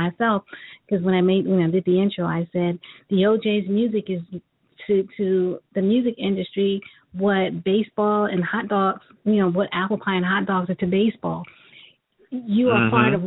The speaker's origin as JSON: {"language": "English", "region": "New York", "country": "United States", "tie": "born or raised there", "also_born_or_lived": "Cleveland, Ohio", "moved": "yes", "said": "my hometown, New York"}